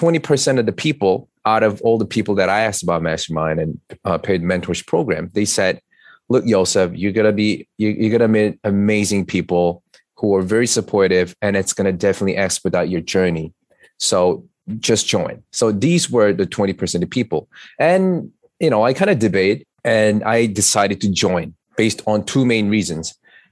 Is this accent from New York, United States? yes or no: yes; New York City, New York, United States; As you know, I'm an attorney from New York City.